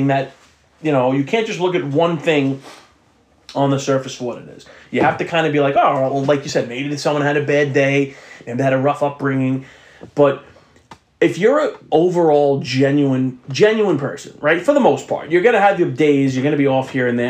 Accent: New York City, New York, United States; growing up on the South Shore of Staten Island

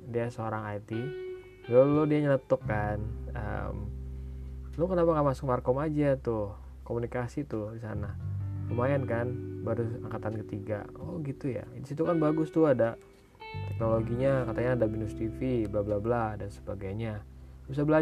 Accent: Bogor, West Java, Indonesia; gue asli dari Bogor jadinya pas ke Jakarta ya memang deket sih

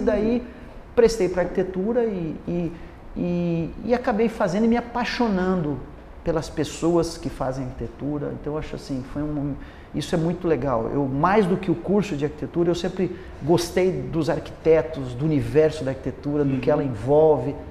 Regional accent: Paraná, Brazil; also born or lived in United States; eu sou de uma cidade pequena do Paraná

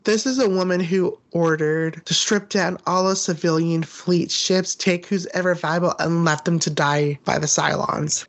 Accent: United States; as an American

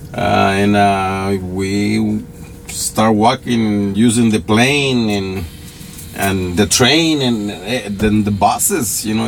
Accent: Roatán, Bay Islands, Honduras; moved away as an adult; also born or lived in El Salvador; now in Los Angeles, United States; I was born in Roatan, Honduras.

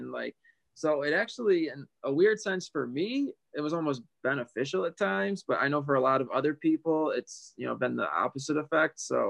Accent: Buffalo, New York, United States; I'm from Buffalo, New York. So we have the hockey arena up here called KeyBank Arena.

